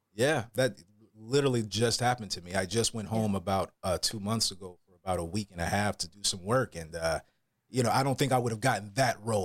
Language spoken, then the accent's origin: English; Atlanta, Georgia, United States; moved away as an adult; also born or lived in Florida; now in California, United States; i'm from atlanta georgia originally oh uh, yeah southern boy i got a lot of country roots